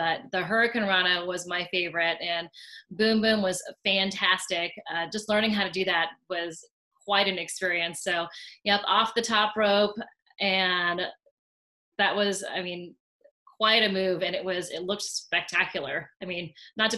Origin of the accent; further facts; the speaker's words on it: Washington, United States; also born or lived in Richmond, Indiana; I grew up in Washington State, so and at USC, I was part of the rowing team